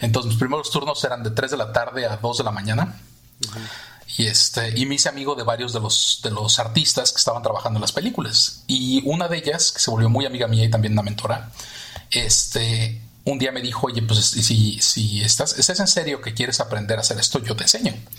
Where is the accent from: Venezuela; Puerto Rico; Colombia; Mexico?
Mexico; Mexico City; also born or lived in Miami, United States / England; now in United States; yo nací en México, nací en la Ciudad de México, este, viví toda mi vida ahí, hasta que me mudé a Estados Unidos